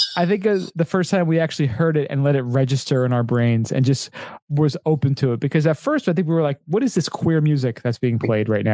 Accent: United States; We're American

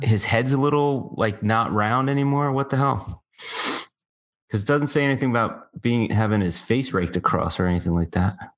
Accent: United States; I felt so proud as an American

